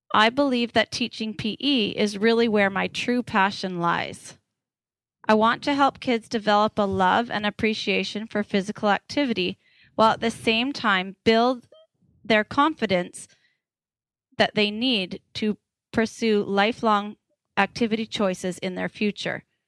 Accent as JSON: {"language": "English", "town": "Parksville", "region": "British Columbia", "country": "Canada", "tie": "born or raised there", "also_born_or_lived": "Nanaimo / Victoria / Surrey", "moved": "as an adult", "said": "I grew up on Vancouver Island in a little town called Parksville"}